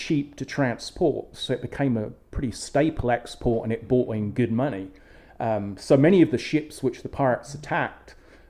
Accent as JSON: {"language": "English", "region": "England", "country": "United Kingdom", "tie": "born or raised there", "moved": "yes", "said": "When I was growing up in England"}